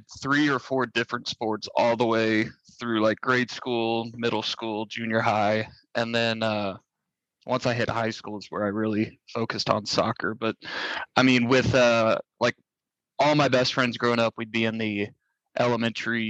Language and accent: English; Ozark, Missouri, United States; My hometown of Ozark isn't really anything different than any other city